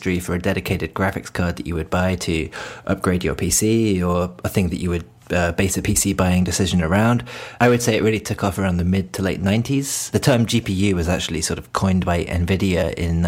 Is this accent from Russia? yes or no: no; United Kingdom; now in Japan; I'm British and I live in Japan